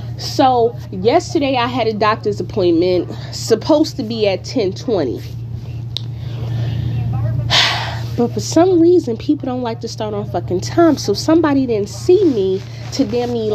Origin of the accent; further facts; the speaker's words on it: Newark, New Jersey, United States; now in California, United States; I am from Newark, New Jersey